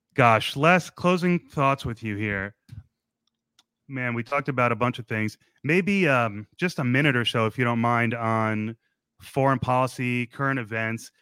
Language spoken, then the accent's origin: English; New Jersey, United States; moved away; I come from a beautiful suburb in New Jersey where there was two enormous American flags in the middle of town